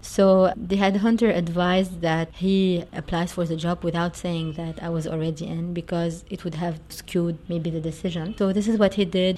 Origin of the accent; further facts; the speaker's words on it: Beirut, Beirut Governorate, Lebanon; I grew up in Beirut. I went to a lovely school and I spent all of my uh, school years there up until graduation.